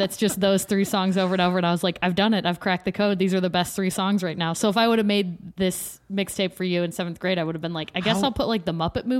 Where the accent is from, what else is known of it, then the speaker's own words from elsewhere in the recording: Pittsburgh, Pennsylvania, United States; born there; I was born in Pittsburgh, but I was not making mixtapes when I was zero.